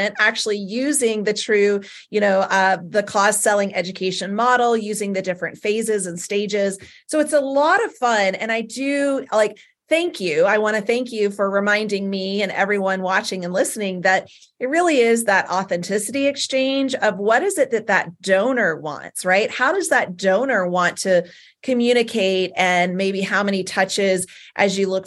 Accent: Southern United States, United States; accent: Southern; my Southern accent

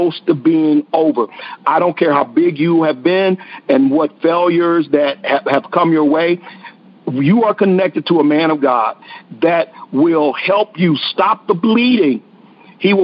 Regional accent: Texas, United States; accent: Texas drawl; I'm from Texas, and we have this Texas draw

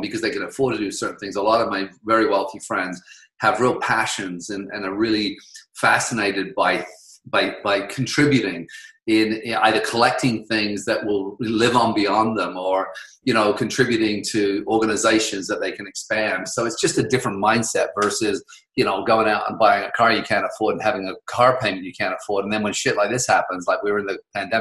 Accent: England, United Kingdom; moved away as an adult; also born or lived in Victoria, Canada; now in Canada; I grew up in England

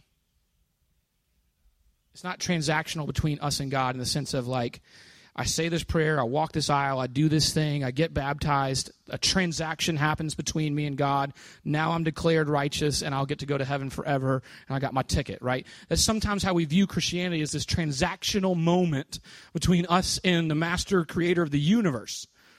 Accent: New Orleans, Louisiana, United States; moved away as an adult; now in Jacksonville, United States; I'm from New Orleans

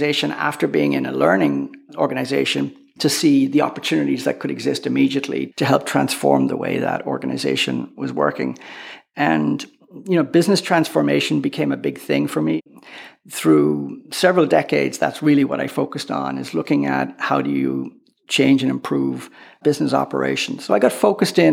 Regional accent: Naas, Leinster, Ireland; moved away as an adult; I grew up in Naas, County Kildare

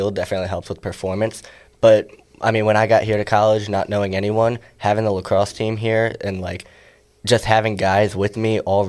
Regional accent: Sykesville, Maryland, United States; I'm from Sykesville, Maryland

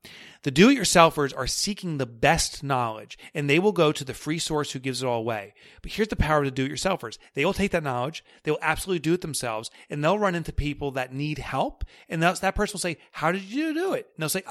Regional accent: New York, United States; accent: New York; And that's my New York accent.

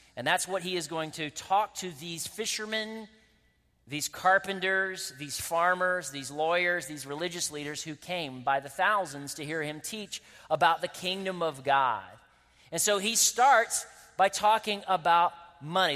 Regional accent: Winston-Salem, North Carolina, United States; I'm from Winston-Salem, North Carolina, so I can make those accents

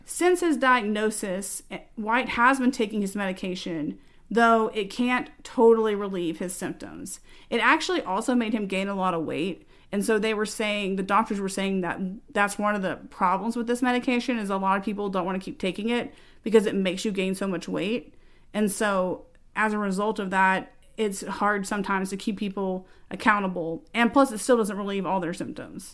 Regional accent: Texas, United States; we are from Texas

